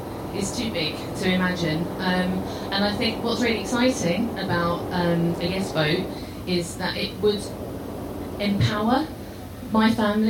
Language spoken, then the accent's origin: English; London, United Kingdom; moved away as an adult; now in Scotland, United Kingdom; my family down in London maybe about a month and a half ago, where they asked me if I had a vote, because I've been living in Scotland now for 10 years.